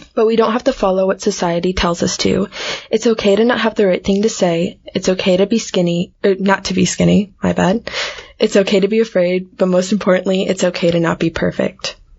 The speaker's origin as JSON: {"language": "English", "country": "United States", "accent": "American", "said": "my American accent"}